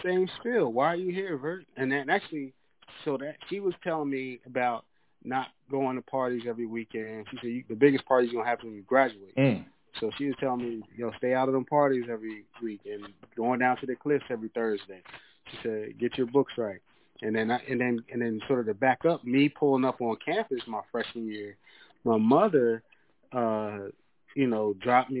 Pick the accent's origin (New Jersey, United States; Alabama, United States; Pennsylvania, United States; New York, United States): Pennsylvania, United States; York; moved away as an adult; also born or lived in Georgia; now in Atlanta, United States; I'm originally from York, PA